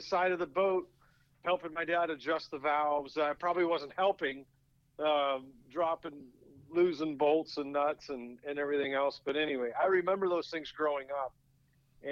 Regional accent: Portland, Oregon, United States; I grew up in the Northwest, so certainly not the NASCAR capital by any means in the U.S

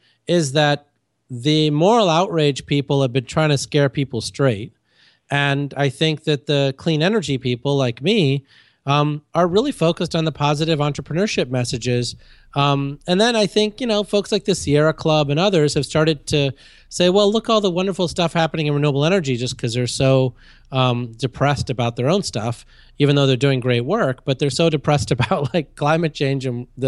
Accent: India; moved away; I was born in India.

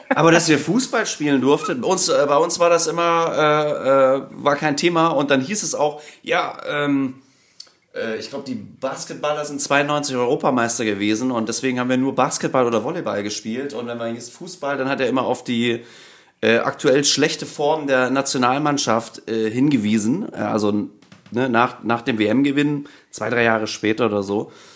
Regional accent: Merseburg, Saxony-Anhalt, Germany; moved away as an adult; now in Hamburg, Germany; ursprünglich komme ich aus Merseburg. Das liegt zwischen Halle ah, und Leipzig

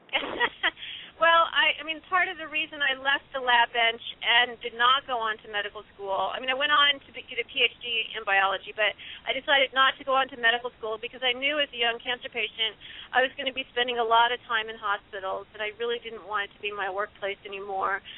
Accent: Illinois, United States; my home state of Illinois

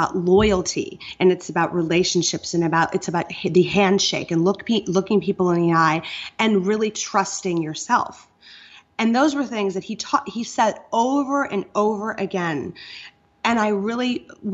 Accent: Iowa, United States; moved away; I kind of come from that safe zone of being born and raised in Iowa

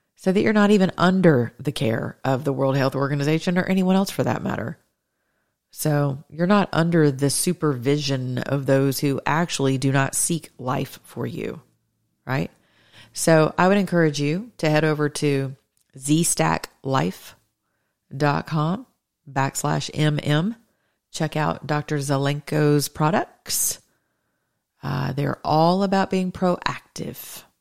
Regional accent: the South, United States; I'm a Southerner.

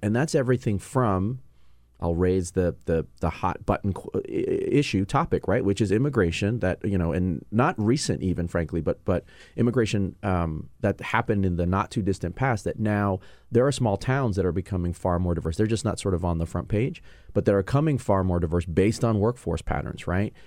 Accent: New York, United States; moved away as an adult; also born or lived in California; now in Washington, D.C., United States; I'm originally born and raised in New York, but spent six months in California

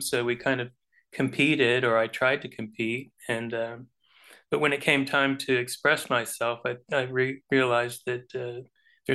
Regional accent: Homestead, Florida, United States; I came from Florida

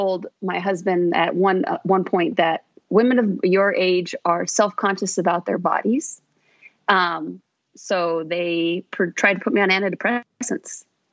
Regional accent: Phoenix, Arizona, United States; I was born and raised here in Phoenix.

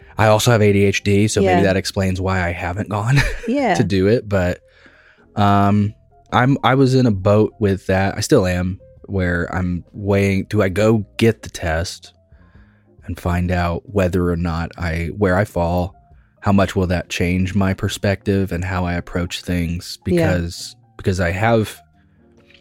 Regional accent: Greene County, Indiana, United States; I grew up in Greene County, Indiana. That is a backwoods Indiana place

